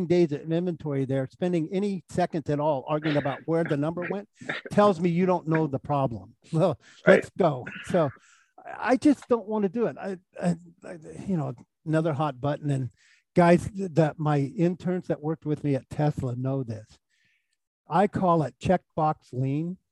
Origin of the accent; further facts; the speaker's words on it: Silicon Valley, California, United States; I'm from Silicon Valley